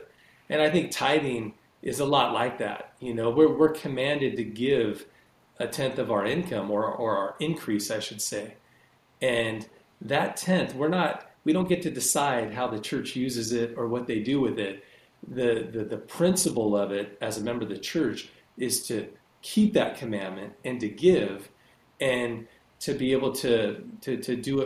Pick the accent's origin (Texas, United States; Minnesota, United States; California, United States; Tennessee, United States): California, United States; Rancho Cucamonga; also born or lived in Ontario, California; I grew up down in Southern California. I grew up kind of in near, do you guys know where Rancho Cucamonga is?